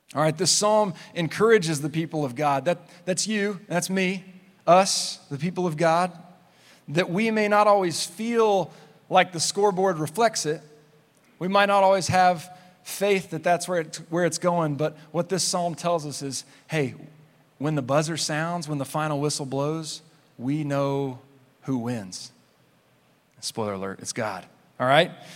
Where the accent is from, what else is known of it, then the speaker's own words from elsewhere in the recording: Clovis, New Mexico, United States; I grew up in Clovis, New Mexico